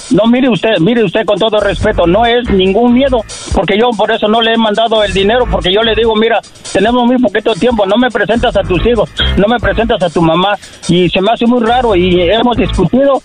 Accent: Tabasco, Mexico; moved away; Del estado de Tabasco.

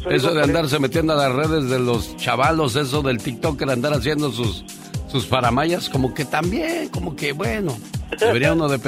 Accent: Tamaulipas, Mexico; moved away

